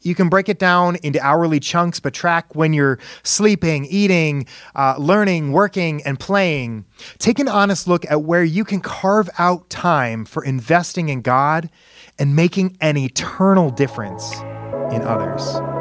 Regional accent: Indiana, United States; he was the director of Christian education at my church growing up in Indiana.

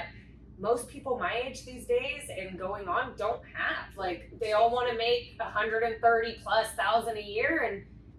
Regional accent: San Diego, California, United States; born and raised in San Diego here

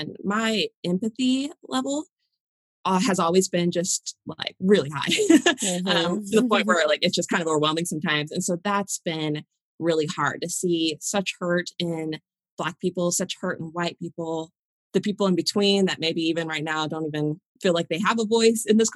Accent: Waco, Texas, United States; now in Oklahoma, United States; We live in Oklahoma, but I was raised in Waco, Texas

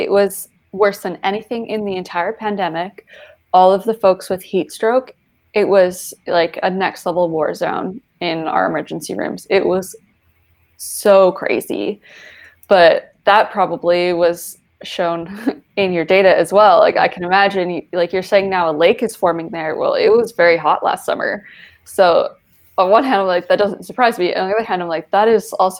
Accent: Calgary, Alberta, Canada; born or raised there

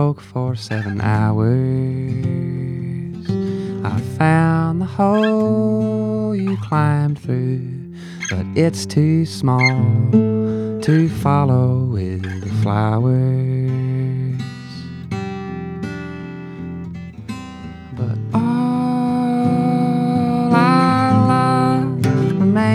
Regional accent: Wimberley, Texas, United States; I grew up in Wimberley, Texas, which is a small town southwest of Austin in the Hill Country

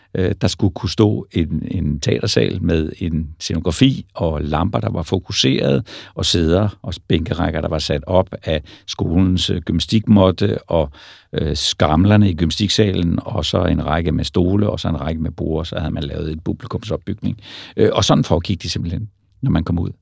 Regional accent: Roskilde, Zealand, Denmark; jeg kommer fra Roskilde

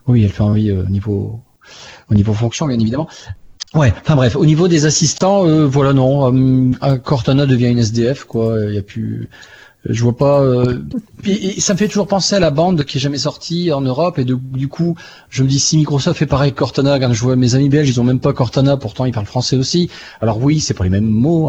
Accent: France; je suis français

